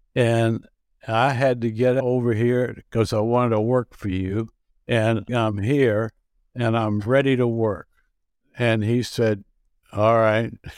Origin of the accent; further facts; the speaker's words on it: Marianna, Arkansas, United States; also born or lived in Memphis, Tennessee / New York / Munich; now in Minneapolis, United States; I was raised in Mariana, Arkansas